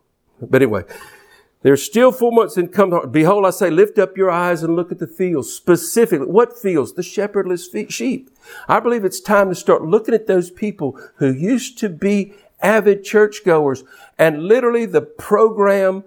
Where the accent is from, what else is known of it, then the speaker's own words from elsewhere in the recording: United States; an American minister and a Christian who happens to be American